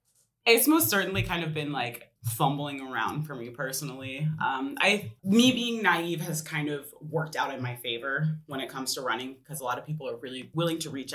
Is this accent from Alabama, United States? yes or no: no; Woodinville, Washington, United States; So I was able to reach out to some of the Woodinville City Council members because I'm from Woodinville.